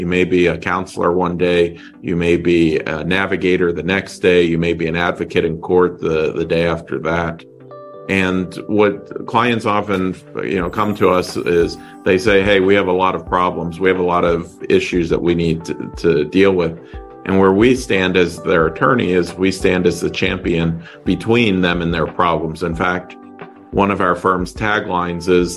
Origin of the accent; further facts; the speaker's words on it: just outside of Pittsburgh, Pennsylvania, United States; also born or lived in Florida; now in Deerfield Beach, United States; I grew up in just outside of Pittsburgh, Pennsylvania.